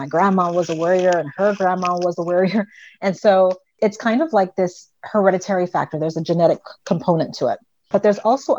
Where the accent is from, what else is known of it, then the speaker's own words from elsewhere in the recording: U.S. Virgin Islands; And I grew up on an island. So I grew up in the Virgin Islands. And we're surrounded by water.